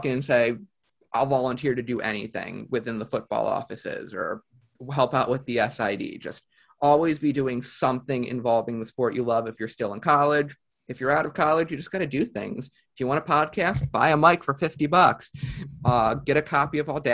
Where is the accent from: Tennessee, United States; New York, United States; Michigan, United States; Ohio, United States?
Ohio, United States; Cleveland; I'm from Cleveland.